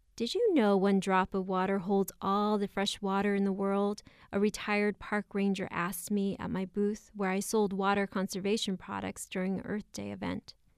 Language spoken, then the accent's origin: English; Oxnard, California, United States; I come from Oxnard, California.